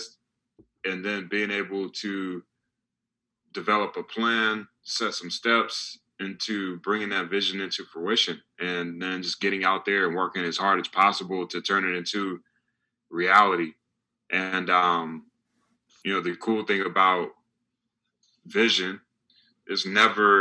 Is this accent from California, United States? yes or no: no; North Carolina, United States